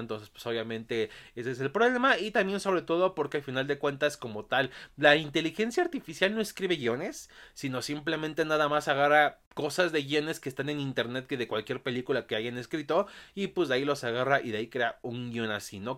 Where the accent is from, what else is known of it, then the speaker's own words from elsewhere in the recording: Mexico; aquí en mi país, México